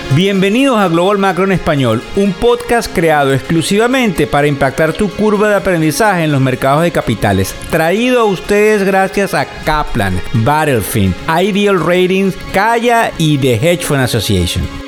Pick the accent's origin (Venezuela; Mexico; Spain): Venezuela; now in United States; El país donde yo nací, Venezuela